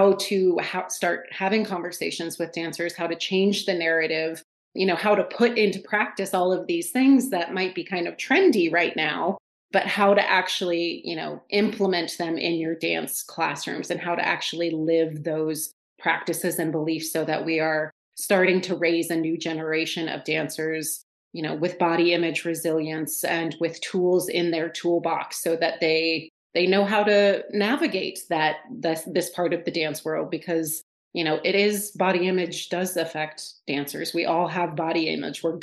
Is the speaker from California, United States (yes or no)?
yes; Northern California, United States; moved away as an adult; also born or lived in upstate New York; now in New York, United States; I am from Northern California originally. Right now I am in upstate New York. I've been here for about the past 7 years or so.